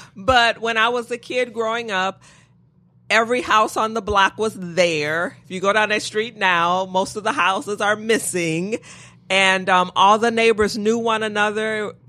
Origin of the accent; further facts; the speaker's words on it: Detroit, Michigan, United States; I did. I've been in Detroit my whole life. Okay. Born and raised Detroit.